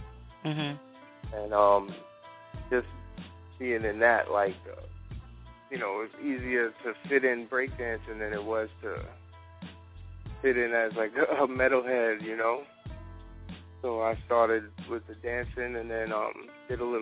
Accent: New York City, New York, United States; I grew up, it's called Throg's Neck. It's like right near the Throg's Neck bridge into Long Island in the Bronx

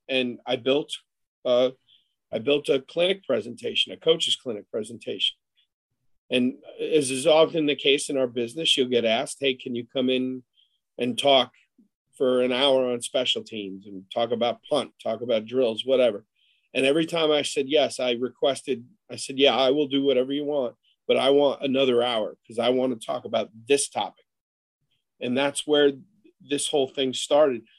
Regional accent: Buffalo Bills training camps, New York, United States; I grew up in the Buffalo Bills training camps

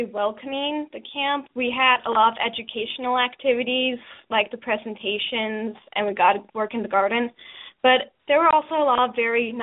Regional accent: Washington, United States; I'm actually from Washington State

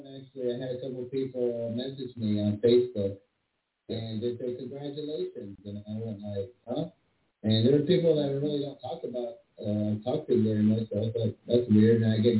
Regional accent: Los Angeles, California, United States; now in Charlotte, United States; I'm originally from Los Angeles

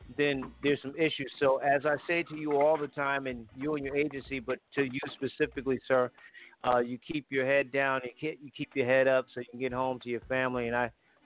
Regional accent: Connecticut, United States; moved away; I grew up in Franklin Street Projects.

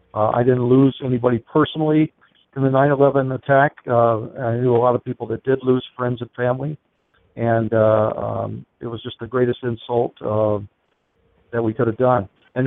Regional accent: United States; I thought, whatever happens here, I'm an American, and I'm doing what I have to do for my country.

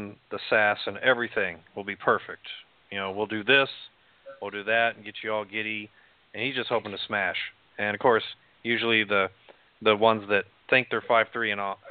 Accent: Amarillo, Texas, United States; moved away as an adult; I'm from Amarillo. So, yeah, Amarillo will dry you up. I mean, I spent 25 years there

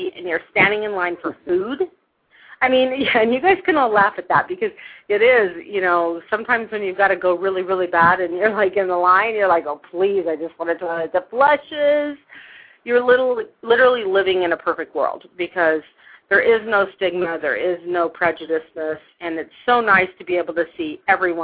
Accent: Long Beach, California, United States; moved away as an adult; also born or lived in Hawaii / New Orleans, Louisiana / St. Louis, Missouri; now in Utah, United States; I was born and raised in Long Beach, California.

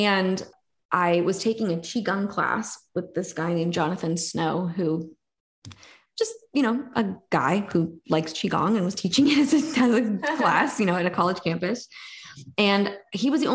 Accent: New York, United States; I'm from New York.

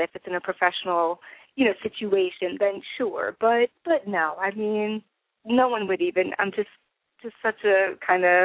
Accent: New Jersey, United States; accent: East Coast; I'm from New Jersey.

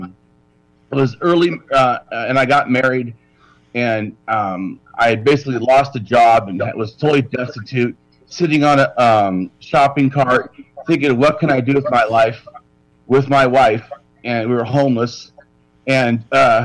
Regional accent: Long Beach, California, United States; I was born in California. I was born in Long Beach

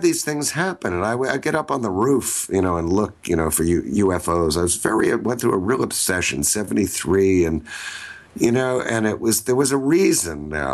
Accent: New York City, New York, United States; moved away; also born or lived in Connecticut; I was born in New York City

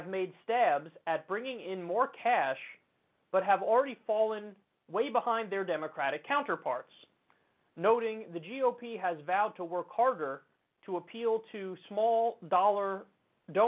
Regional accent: New York, United States; as a New Yorker

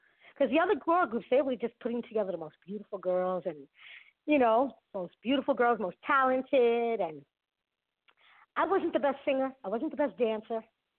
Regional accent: Bronx, New York, United States; I'm from the Bronx.

